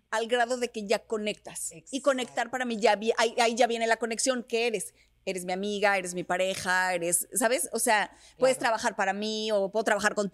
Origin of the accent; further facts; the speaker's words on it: Mexico; Lo que pasa es que era cuando recién llegué de México. Cuando, cuando yo llegué de México